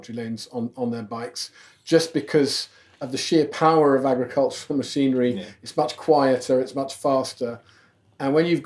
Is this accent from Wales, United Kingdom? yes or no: no; Gloucestershire, South West England, United Kingdom; moved away; also born or lived in London; growing up in Gloucestershire, my mum and dad moved there about 1970. They moved out of London